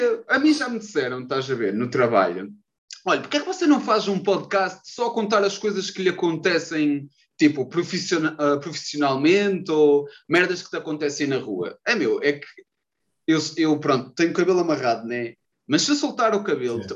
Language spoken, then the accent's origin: Portuguese; Maceda, Aveiro District, Portugal; also born or lived in Porto; eu sou de Maceda, perto, perto, perto de Ovar